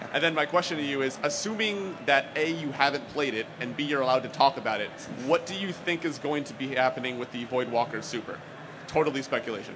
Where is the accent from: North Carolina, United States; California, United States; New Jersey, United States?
New Jersey, United States; I'm from New Jersey